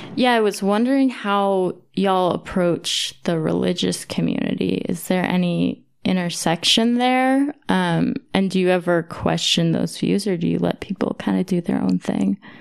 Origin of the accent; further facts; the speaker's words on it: Pennsylvania, United States; also born or lived in Battle Creek, Michigan / Maine; now in Denver, United States; I grew up in Pennsylvania